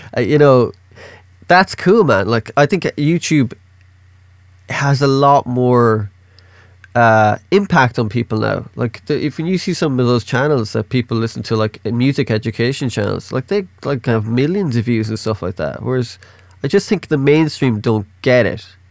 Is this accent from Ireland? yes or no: yes; Ireland; I'm Irish.